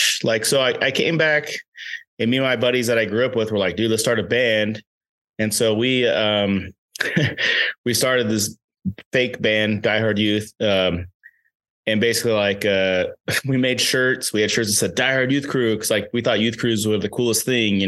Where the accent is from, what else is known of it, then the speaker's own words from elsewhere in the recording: Tehachapi, California, United States; I'm from Tehachapi, California. It's a super small town.